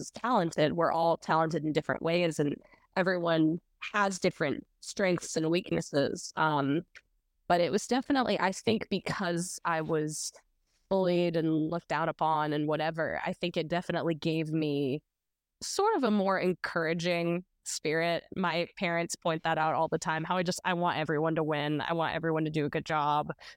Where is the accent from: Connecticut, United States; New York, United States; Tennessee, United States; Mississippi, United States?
Tennessee, United States; Nashville; I was born in Nashville, unlike a lot of folks. A lot of people have moved here, but I was born here